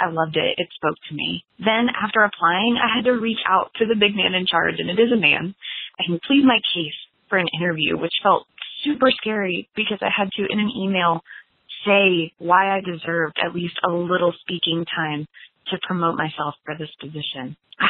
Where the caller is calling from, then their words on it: Lexington, Kentucky, United States; I'm calling from Lexington, Kentucky.